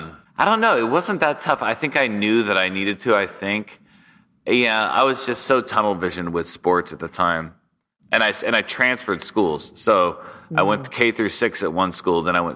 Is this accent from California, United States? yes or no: yes; Sacramento, California, United States; Sure. Yeah, I grew up in Sacramento, California.